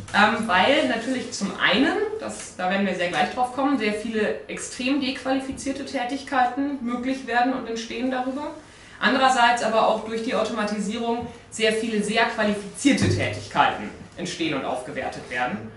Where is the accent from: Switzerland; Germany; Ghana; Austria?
Germany; Munich, Bavaria; Bei uns in München